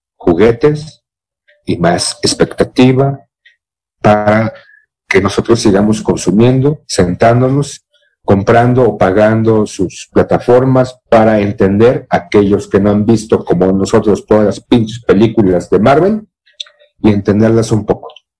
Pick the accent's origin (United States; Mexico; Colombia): Mexico; ser mexicano no es solamente ser prieto como Tenoch Huerta